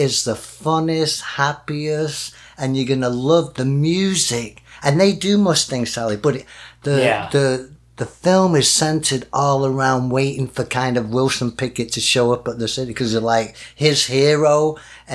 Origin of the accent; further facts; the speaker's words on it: Denton, North West England, United Kingdom; moved away; he is from my hometown